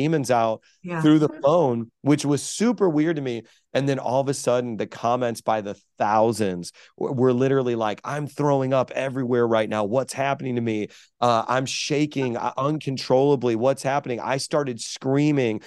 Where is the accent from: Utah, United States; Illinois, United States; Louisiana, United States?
Illinois, United States; Chicago; now in New York, United States; I was raised in South Chicago